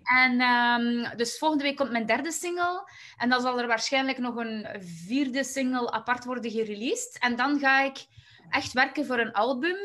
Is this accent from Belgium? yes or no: yes; Waasland, Flanders, Belgium; ik kom eigenlijk uit het Waasland, dus dat is eigenlijk net in het midden tussen, eh, tussen Antwerpen en Gent in België.